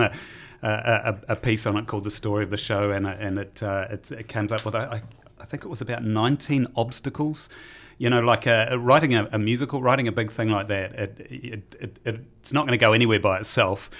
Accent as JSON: {"language": "English", "region": "Taranaki", "country": "New Zealand", "tie": "born or raised there", "said": "growing up in Taranaki"}